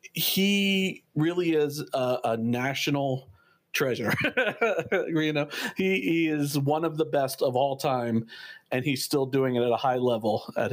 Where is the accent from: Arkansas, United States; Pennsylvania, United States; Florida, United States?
Pennsylvania, United States; Philadelphia; when I was a kid, growing up in Philadelphia